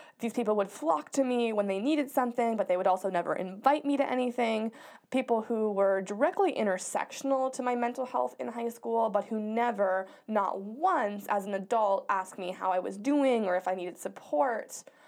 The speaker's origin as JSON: {"language": "English", "town": "Coronado", "region": "California", "country": "United States", "tie": "born or raised there", "said": "Growing up in Coronado, our parents used to call it the bubble because nothing bad really ever happened there"}